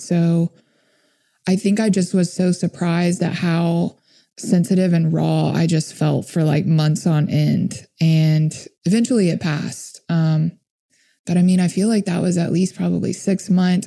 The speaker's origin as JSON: {"language": "English", "town": "Memphis", "region": "Tennessee", "country": "United States", "tie": "born or raised there", "said": "my hometown in Memphis"}